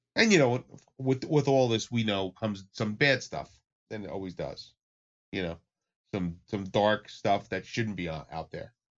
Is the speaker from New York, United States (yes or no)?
yes; New York area, United States; I come from the New York area, so I've been in clubs in New York